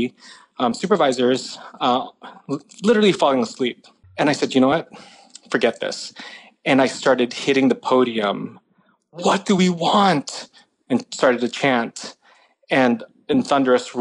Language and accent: English; San Jose, California, United States; I grew up in San Jose